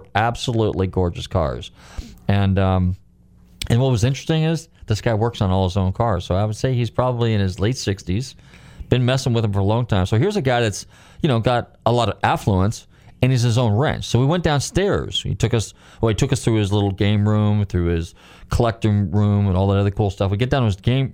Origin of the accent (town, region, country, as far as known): California, United States; born or raised there; moved away